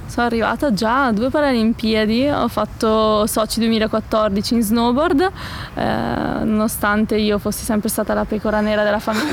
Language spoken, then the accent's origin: Italian; Palazzolo sull'Oglio, Lombardy, Italy; Siamo arrivati nel mio paese, a Palazzolo sull'Oglio